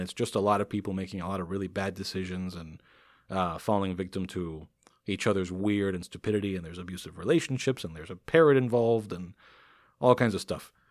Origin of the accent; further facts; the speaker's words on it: Miami, Florida, United States; born and raised in Miami